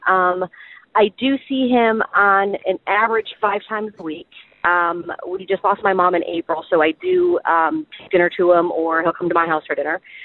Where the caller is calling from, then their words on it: Pennsylvania, United States; I'm calling from Pennsylvania